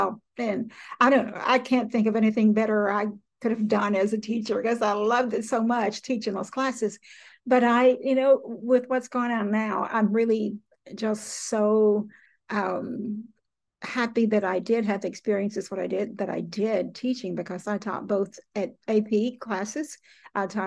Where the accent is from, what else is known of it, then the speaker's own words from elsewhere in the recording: Willisville, Arkansas, United States; I grew up in South Arkansas in a little bitty town called Willisville, Arkansas